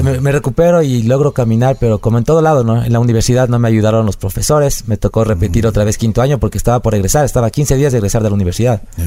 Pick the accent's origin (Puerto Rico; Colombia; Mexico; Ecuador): Ecuador; El Corazón, Cotopaxi; also born or lived in Quevedo; nací en Quevedo, pero toda mi vida viví en El Corazón, que es un es un, una parroquia del cantón Pangua de la provincia de Cotopaxi